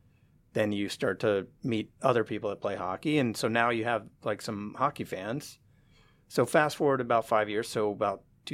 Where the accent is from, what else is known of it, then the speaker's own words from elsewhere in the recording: San Francisco, California, United States; moved away as an adult; also born or lived in Reno, Nevada; now in Seattle, United States; I grew up in San Francisco